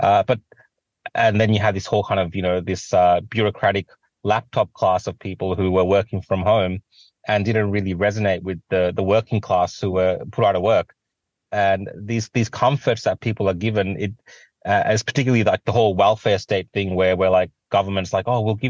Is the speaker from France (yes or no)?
no; Australia; I've always been privileged to grow up in a country like Australia